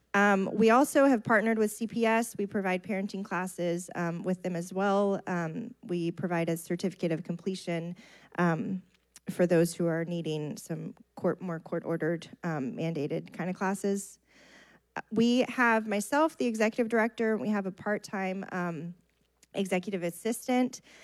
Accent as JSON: {"language": "English", "town": "Bay City", "region": "Texas", "country": "United States", "tie": "born or raised there", "said": "I grew up in Bay City."}